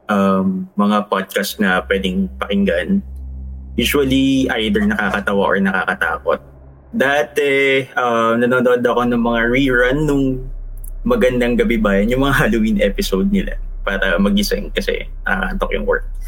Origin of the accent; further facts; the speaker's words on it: Antipolo, Rizal, Philippines; Okay naman. Medyo maulan dito sa Antipolo.